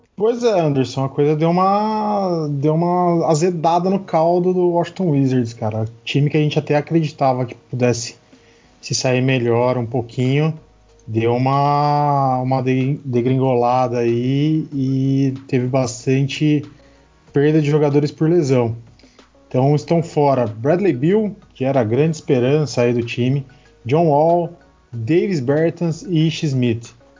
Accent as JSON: {"language": "Portuguese", "country": "Brazil", "said": "eu sou um brasileiro que tenta falar inglês"}